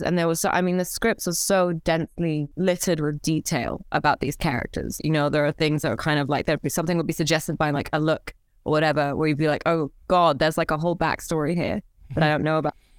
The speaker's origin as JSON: {"language": "English", "town": "Cairo", "region": "Cairo Governorate", "country": "Egypt", "tie": "born or raised there", "moved": "as an adult", "said": "I was born and raised in Cairo."}